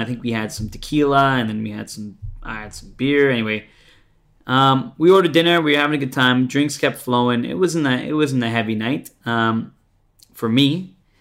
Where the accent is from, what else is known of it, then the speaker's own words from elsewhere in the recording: Brampton, Ontario, Canada; moved away as an adult; also born or lived in Toronto; now in Australia; they're from my hometown